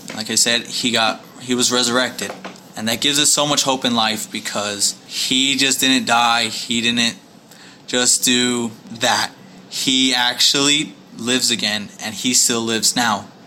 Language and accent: English; Kearns, Utah, United States; moved away as an adult; also born or lived in West Valley City, Utah; now in Houston, United States; I grew up in Kearns, Utah.